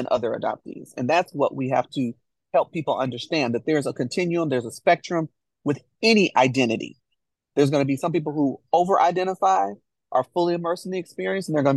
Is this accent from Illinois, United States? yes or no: yes; Chicago, Illinois, United States; now in Nashville, United States; both Jennifer and I hail from Chicago. Both of us moved to Nashville